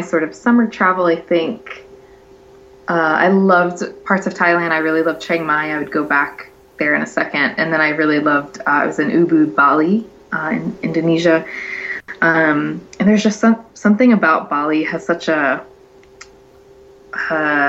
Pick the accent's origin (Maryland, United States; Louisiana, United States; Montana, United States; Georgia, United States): Louisiana, United States; moved away; I'm from Louisiana